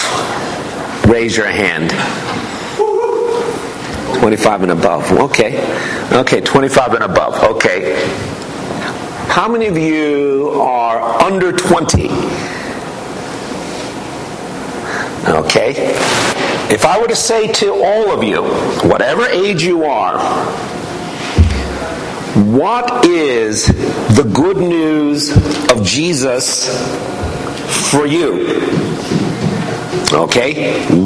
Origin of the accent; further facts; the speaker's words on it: New York City, New York, United States; I wasn't raised in this church. I was raised in New York City.